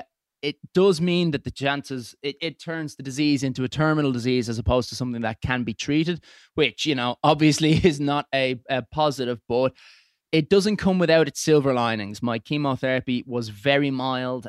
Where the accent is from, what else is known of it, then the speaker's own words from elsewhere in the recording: Dublin, Leinster, Ireland; moved away as an adult; now in England; originally from, uh, Clontarf, moved out to England